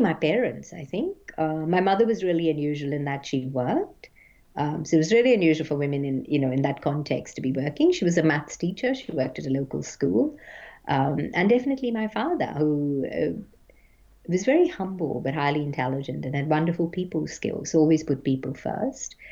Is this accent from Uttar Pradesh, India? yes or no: no; Mumbai, Maharashtra, India; my childhood and growing up in Bombay